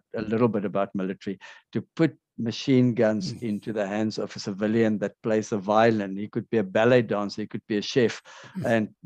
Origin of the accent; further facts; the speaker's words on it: South Africa; also born or lived in Dubai; now in Kyiv, Ukraine; Being a South African, I've got my South African passport.